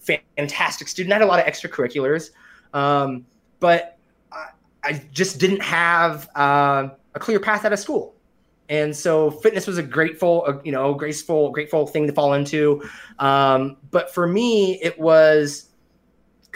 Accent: Kelso, Washington, United States; moved away as an adult; also born or lived in Korea; now in Austin, United States; back home in my hometown Kelso

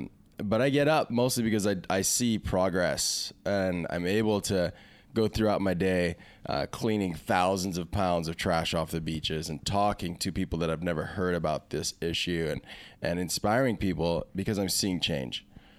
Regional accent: Kailua, Hawaii, United States; Yeah, city boy. But I grew up in Kailua, mostly.

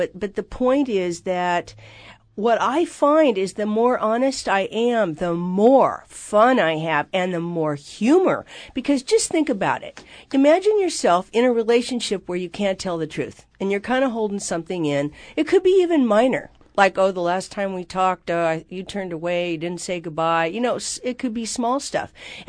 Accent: Seattle, Washington, United States; We lived in, they moved a lot. So we moved all over Seattle until they died.

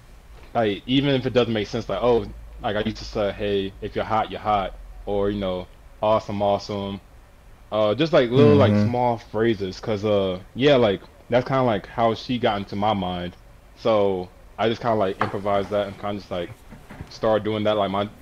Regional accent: Suwanee, Georgia, United States; Yeah. Swanee, Georgia.

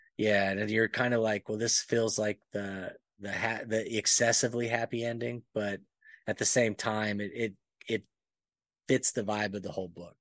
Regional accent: Alabama, United States; moved away; also born or lived in Panama / Texas; I grew up in Alabama for the majority of my, you know, youth and then moved to Panama and then moved to Texas.

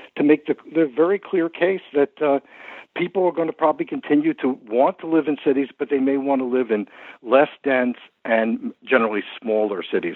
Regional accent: New York, United States; as you can tell from my accent, this is my hometown.

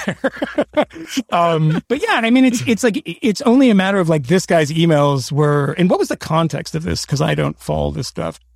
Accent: Boston, Massachusetts, United States; I grew up in Boston

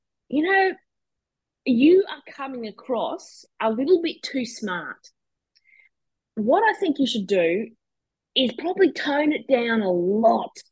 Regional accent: Brisbane, Queensland, Australia; also born or lived in Perth; So I was born in Brisbane. Lived there almost my entire life, except for a couple of short stints

